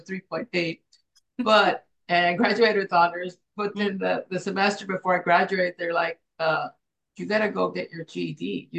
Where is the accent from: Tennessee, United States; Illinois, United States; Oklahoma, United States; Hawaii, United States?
Hawaii, United States; So we go walk in there, and they find out that we're from Hawaii.